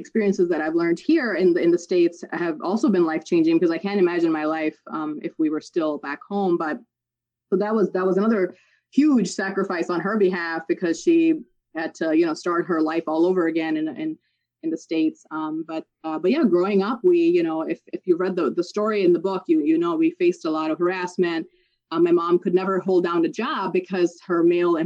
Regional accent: Pakistan; moved away; I was born overseas in Pakistan

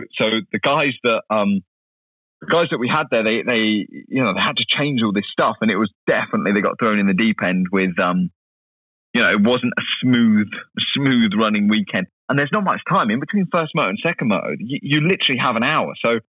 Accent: United States; You know, I'm American.

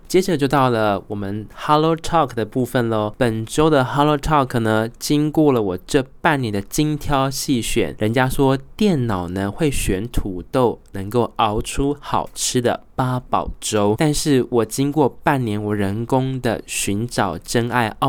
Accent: Taiwan; 我是台湾人，我是优良的国产品，精致优良又耐用

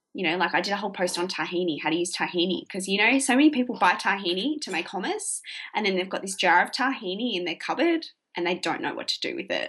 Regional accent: Hamilton, Victoria, Australia; also born or lived in Melbourne, Australia; my hometown, small country town

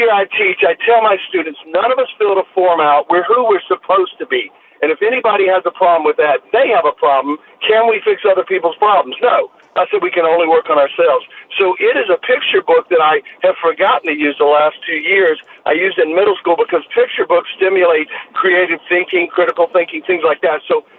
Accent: New Orleans, Louisiana, United States; I'm from New Orleans

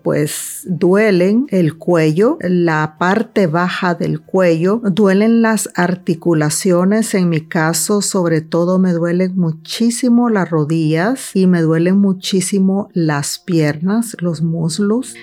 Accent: El Salvador; de pequeña fui una niña que fue abusada sexualmente una niña que también eh, sufrió el impacto y los traumas de la guerra en mi país, El Salvador

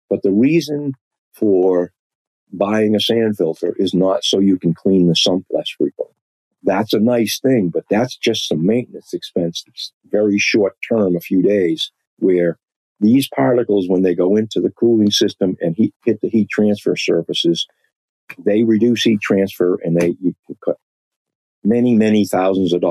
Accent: Boston, Massachusetts, United States; accent: Boston; my Boston accent

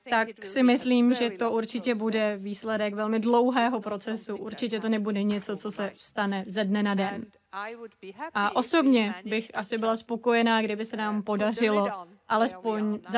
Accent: Switzerland; born there; já jsem se narodila ve Švýcarsku a žila jsem vlastně velmi dobrý život.

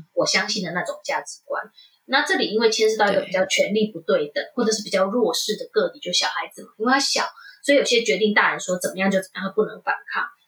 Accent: Taiwan; moved away as an adult; also born or lived in Netherlands; now in United States; 我在台湾长大

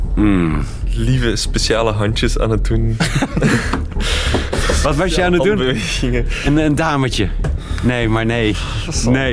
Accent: Belgium; Zo zijn wij Belgen

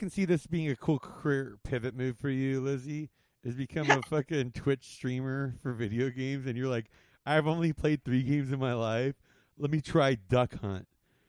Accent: Whittier, California, United States; I grew up in L.A. I grew up in Whittier. You know, I grew up in the area.

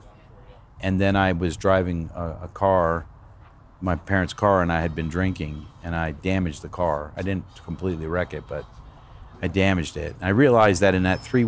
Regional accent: Danbury, Connecticut, United States; I grew up in Danbury, Connecticut

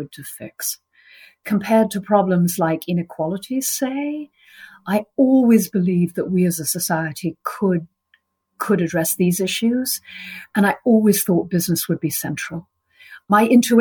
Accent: United Kingdom; moved away as an adult; now in United States; I'm British

